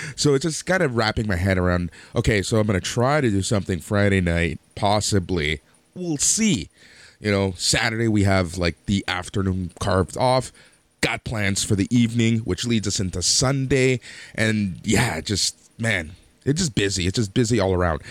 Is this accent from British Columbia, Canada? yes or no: no; Mississauga, Ontario, Canada; I grew up in Mississauga